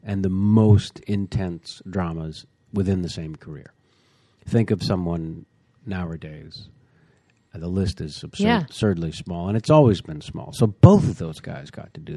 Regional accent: Bay Area, California, United States; I grew up in the Bay Area

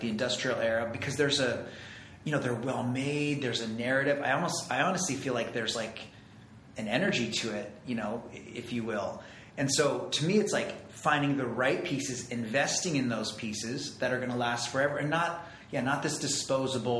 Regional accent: Santa Fe, New Mexico, United States; moved away; I grew up in Santa Fe, New Mexico.

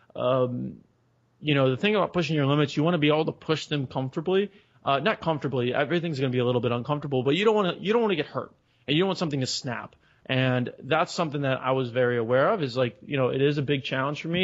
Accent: Chicago, Illinois, United States; moved away as an adult; now in San Diego, United States; I grew up in Chicago.

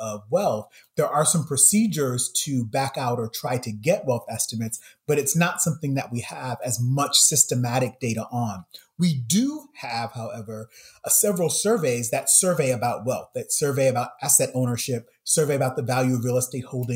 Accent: Saint Paul, Minnesota, United States; where I grew up in St. Paul, Minnesota

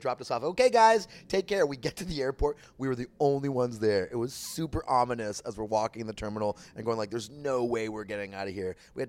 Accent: Toronto, Ontario, Canada; now in West Hollywood, United States; My biggest problem with Toronto growing up was financially.

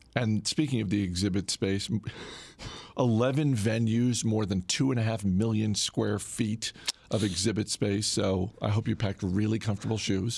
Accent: Maine, United States; my home state of Maine

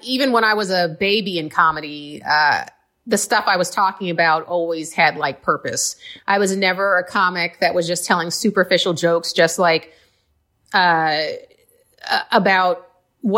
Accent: Cincinnati, Ohio, United States; also born or lived in Queens, New York; at around the age of 10, we moved, when I was 10, my sister was like 12, we moved to Cincinnati, Ohio.

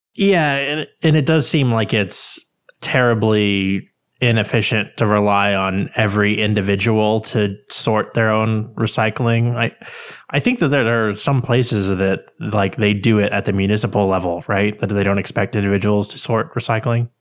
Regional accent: United States; I'm from America

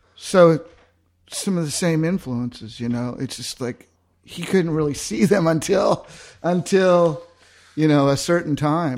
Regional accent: Southern California, United States; moved away as an adult; now in Austin, United States; I'm from Southern California originally

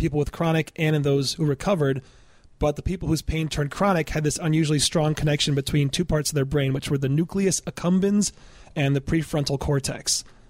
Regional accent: Michigan, United States; I'm from Michigan

